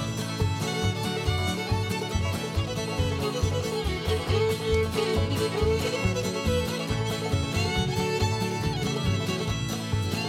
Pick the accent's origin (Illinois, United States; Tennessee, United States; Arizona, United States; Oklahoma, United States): Tennessee, United States; Nashville; We're from Nashville, Tennessee